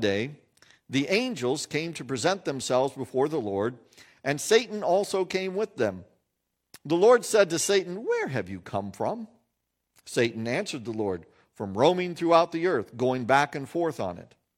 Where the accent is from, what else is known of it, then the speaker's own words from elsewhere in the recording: United States; we as American Christians